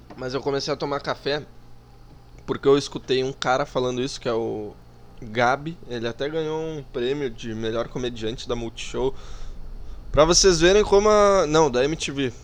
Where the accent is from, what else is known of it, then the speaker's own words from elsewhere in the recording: South Region, Brazil; accent: southern (sotaque do sul); Eu falo um pouco com sotaque do sul